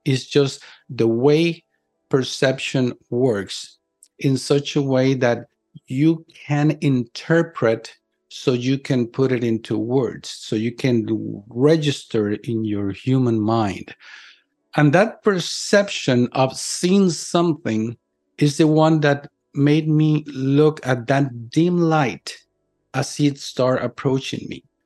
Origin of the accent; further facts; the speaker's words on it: Puerto Rico; in my hometown, my little island of Puerto Rico.